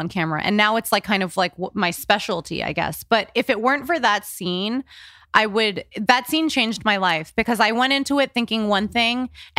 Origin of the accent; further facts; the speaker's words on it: New York City, New York, United States; moved away as an adult; now in Los Angeles, United States; I grew up in New York City with like, in an apartment